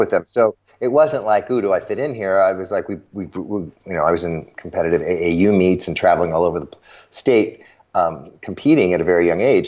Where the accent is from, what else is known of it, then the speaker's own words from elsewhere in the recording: Chicago, Illinois, United States; I grew up in the suburbs of Chicago.